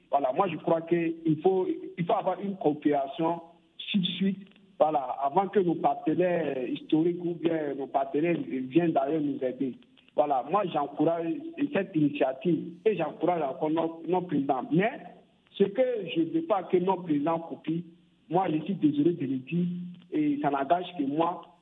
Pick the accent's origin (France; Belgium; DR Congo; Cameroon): DR Congo; en tant que Congolais de l'essence